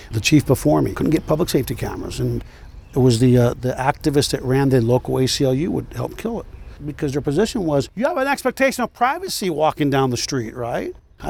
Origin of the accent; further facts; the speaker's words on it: Los Angeles, California, United States; I'm from Los Angeles.